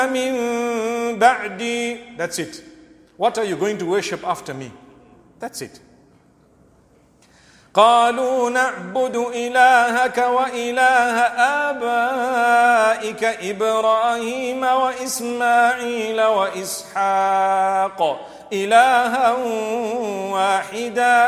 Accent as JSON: {"language": "English", "country": "Zimbabwe", "said": "I come from Zimbabwe. The weakness of our currency at one stage forced us to learn those figures"}